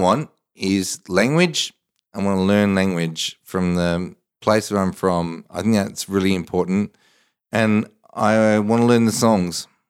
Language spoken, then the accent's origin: English; Australia; I'm Australian. I, I love Australia